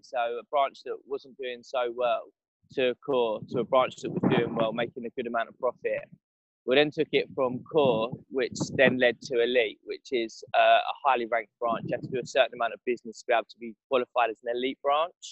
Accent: Benfleet, East of England, United Kingdom; also born or lived in London; I'm from Benfleet in the south

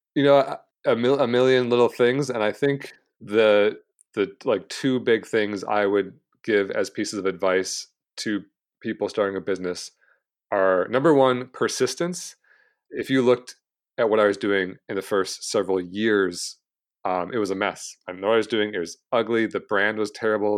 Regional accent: Michigan, United States; moved away as an adult; now in San Diego, United States; I grew up in Michigan, born and raised till I was about twenty-nine years old

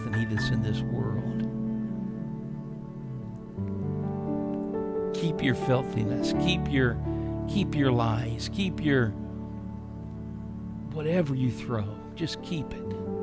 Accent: United States

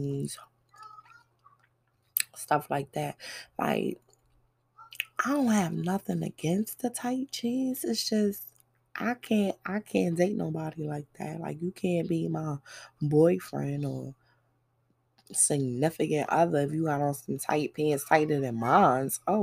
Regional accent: New York City, New York, United States; moved away; also born or lived in the South; it's Brooklyn, that's my hometown. And before I left to travel to the South

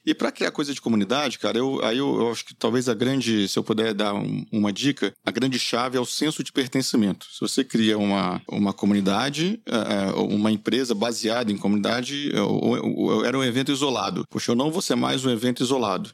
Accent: Minas Gerais, Brazil; eu sou mineiro

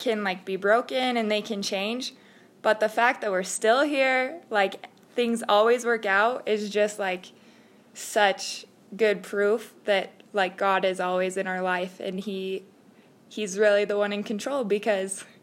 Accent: Pocatello, Idaho, United States; I'm from Pocatello, Idaho, born and raised

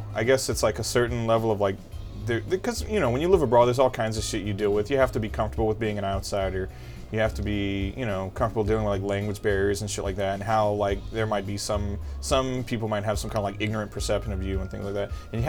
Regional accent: Louisiana, United States; moved away; like, I grew up in Louisiana, and I couldn't wait to get the hell out of there.

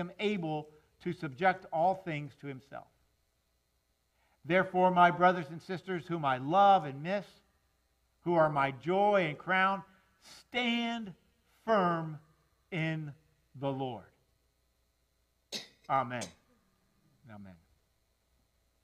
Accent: Miami, Florida, United States; I'm a South Florida boy. I mean, I grew up in Miami.

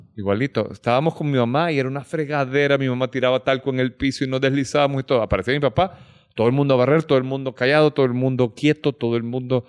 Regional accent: United States; yo crecí en Estados Unidos.

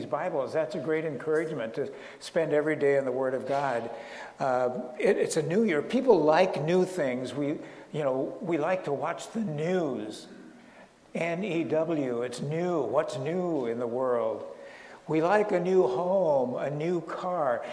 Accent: northern Minnesota, United States; moved away as an adult; also born or lived in Chicago / Colorado Springs; now in Naples, United States; I was raised in northern Minnesota, cold weather, minus 20 degrees

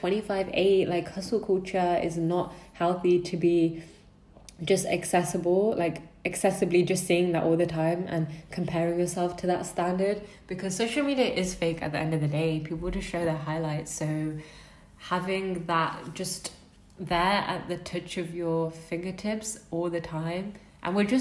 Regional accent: United Kingdom; I'm British

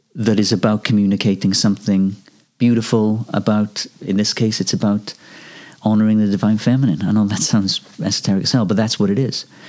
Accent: Wales, United Kingdom; I come from Wales and we've got a tradition of Welsh male voice choirs.

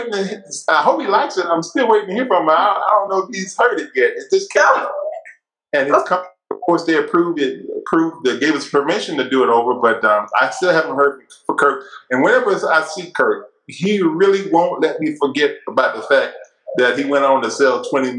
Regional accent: Murfreesboro, Tennessee, United States; my wife and I decided to start a Bible study here in Tennessee in my hometown, Murfreesboro, right outside of Nashville

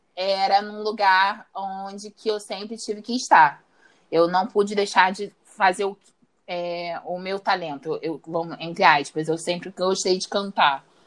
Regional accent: Rio de Janeiro, Brazil; eu sou do Rio de Janeiro, tenho 27 anos

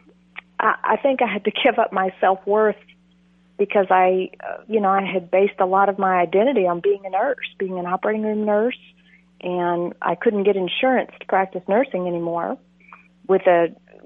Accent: Texas, United States; I'm from Texas

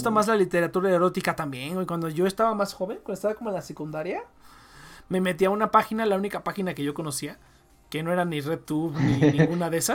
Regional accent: Honduras; se llenó bien cabrón de, de hondureños y de así. Yo vengo de Honduras

